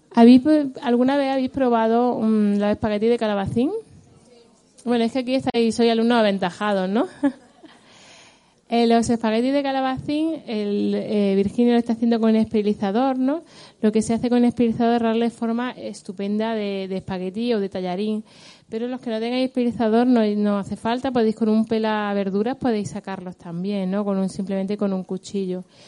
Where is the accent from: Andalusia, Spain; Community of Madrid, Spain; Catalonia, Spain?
Andalusia, Spain; Granada; que le da el nombre a mi tierra además